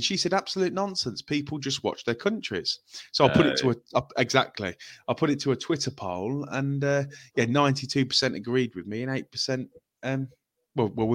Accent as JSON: {"language": "English", "region": "England", "country": "United Kingdom", "said": "I'm English and we know what it's like being an England fan"}